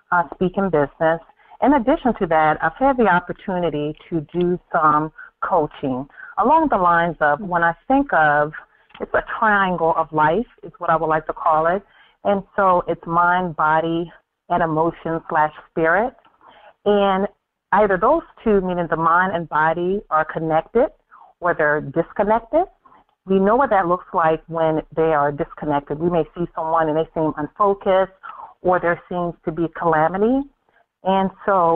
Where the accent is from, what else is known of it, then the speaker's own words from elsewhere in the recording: Cambridge, Maryland, United States; I was born and raised on the Eastern Shore, Cambridge, Maryland.